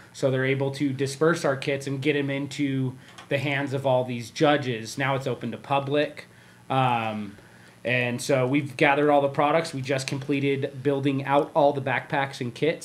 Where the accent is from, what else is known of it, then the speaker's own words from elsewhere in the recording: Riverside, California, United States; moved away as an adult; also born or lived in Orange County; now in Las Vegas, United States; I grew up in Riverside, California.